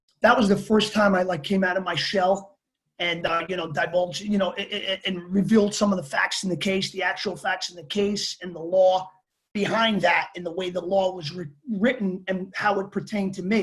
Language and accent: English; New York City, New York, United States; born or raised there; also born or lived in Bogota, Colombia